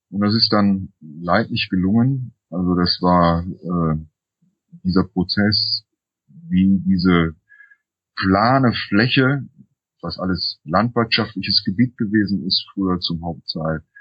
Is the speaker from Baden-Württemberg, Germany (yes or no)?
no; Duisburg, North Rhine-Westphalia, Germany; Ich bin da, äh, in Duisburg bin ich geboren, bin da aufgewachsen